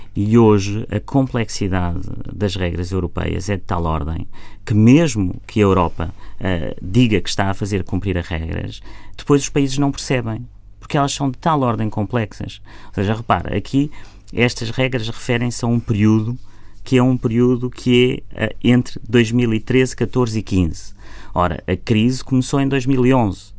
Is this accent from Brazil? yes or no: no; Portugal; eu, como português